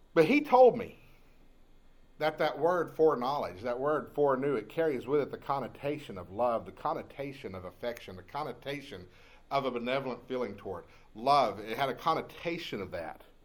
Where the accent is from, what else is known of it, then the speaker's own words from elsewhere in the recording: Jacksonville, Texas, United States; I grew up in Jacksonville, Texas